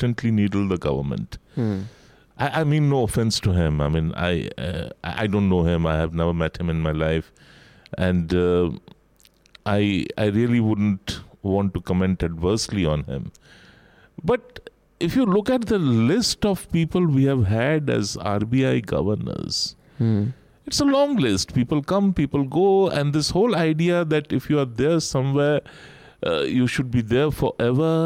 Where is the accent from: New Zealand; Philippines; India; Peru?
India; me as an Indian